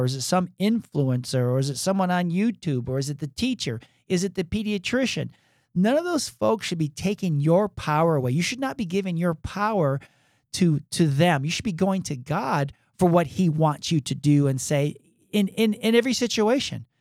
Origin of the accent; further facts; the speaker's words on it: Michigan, United States; moved away as an adult; also born or lived in Atlanta, Georgia; you and I we grew up in Michigan